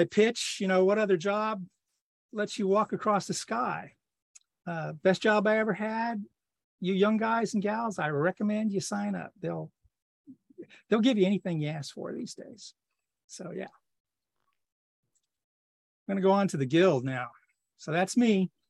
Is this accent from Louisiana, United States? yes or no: yes; Louisiana, United States; I was born in 1953 down in the swamps in Louisiana.